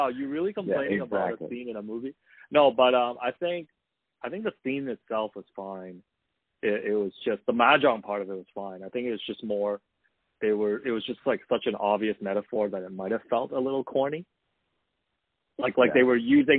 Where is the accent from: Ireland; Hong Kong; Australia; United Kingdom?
Hong Kong; moved away; When I grew up in Hong Kong